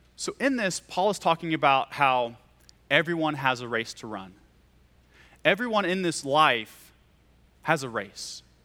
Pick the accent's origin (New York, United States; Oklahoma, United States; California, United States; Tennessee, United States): Oklahoma, United States; Carrier; moved away; I'm from Oklahoma, and I'm from middle of nowhere, Carrier, Oklahoma